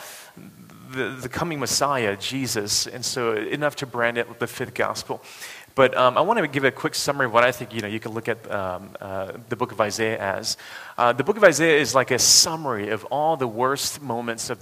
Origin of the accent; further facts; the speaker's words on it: United States; I'm an American.